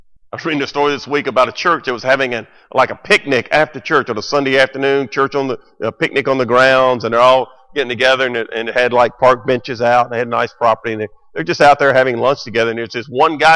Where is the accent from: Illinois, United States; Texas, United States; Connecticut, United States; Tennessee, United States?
Tennessee, United States; Memphis; the church I grew up in here in Memphis